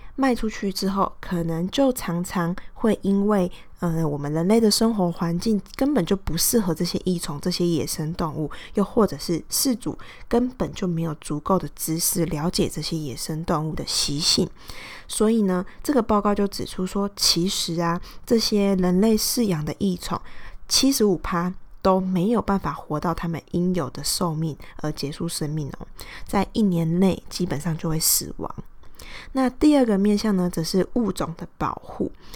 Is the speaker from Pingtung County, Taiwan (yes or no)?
yes; Pingtung County, Taiwan; 我是，呃，在屏东长大的嘛